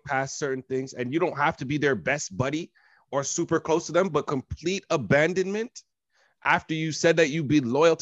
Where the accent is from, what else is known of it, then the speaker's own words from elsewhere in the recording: Canada; we're from Canada.